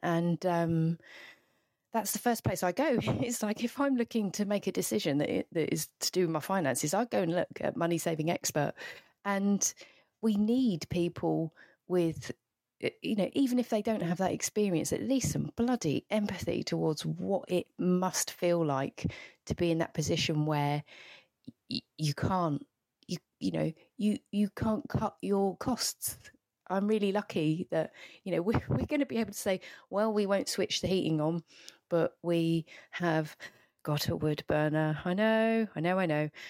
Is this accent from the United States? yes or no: no; the Southeast, South East England, United Kingdom; I grew up in the Southeast